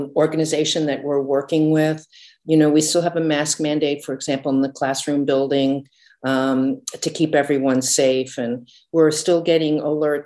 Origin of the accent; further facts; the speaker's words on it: United States; moved away as an adult; now in London, United Kingdom; I'm an American